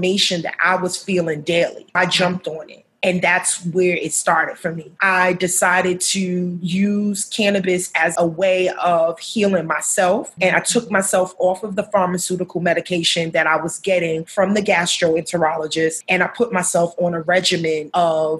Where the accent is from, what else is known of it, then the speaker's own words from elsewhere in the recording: New York City, New York, United States; moved away as an adult; now in Baltimore, United States; I am also a New Yorker. I hail from Harlem, which is the upper side, I like to call it, of Manhattan. That's where my roots were laid